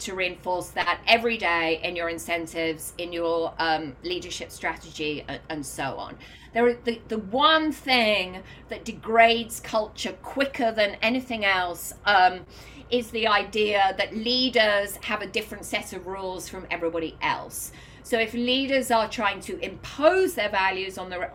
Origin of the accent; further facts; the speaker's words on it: United Kingdom; now in New York, United States; I'm British